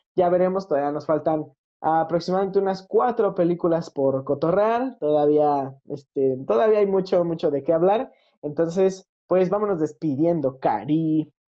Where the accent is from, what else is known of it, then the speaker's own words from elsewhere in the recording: Mexico; yo como mexicano